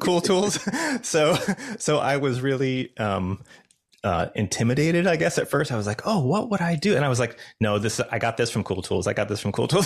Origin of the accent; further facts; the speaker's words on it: Los Angeles, California, United States; I'm from Los Angeles